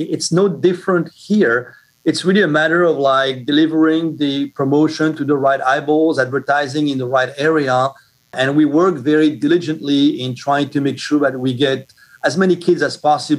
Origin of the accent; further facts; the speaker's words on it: Brooklyn, New York, United States; Well, actually, Richard, I'm originally from Brooklyn, New York.